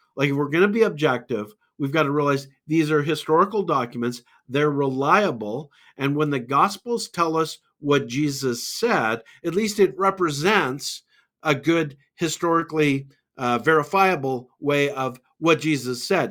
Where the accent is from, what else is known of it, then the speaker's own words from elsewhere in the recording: Calgary, Alberta, Canada; a university student at the University of Calgary, uh, in my hometown